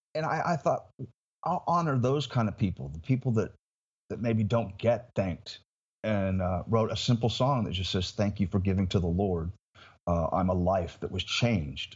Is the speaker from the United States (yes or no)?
yes; Indiana, United States; moved away as an adult; now in Florida, United States; my hometown in Indiana